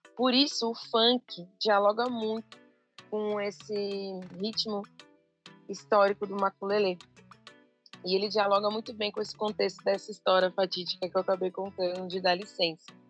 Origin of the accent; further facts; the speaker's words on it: São Paulo, Brazil; Eu sou de São Paulo, mas eu trago essa ancestralidade da Bahia, do Norte Nordeste, de Pernambuco, do Maranhão